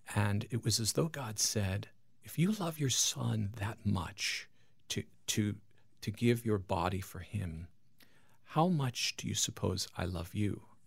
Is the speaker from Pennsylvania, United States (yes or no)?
no; Long Island, New York, United States; moved away; I'm from Long Island, New York